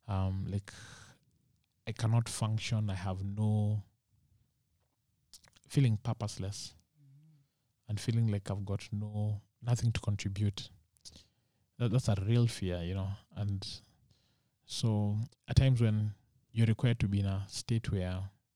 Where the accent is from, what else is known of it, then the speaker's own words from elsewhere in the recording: Muguga, Kiambu County, Kenya; I grew up in Muguga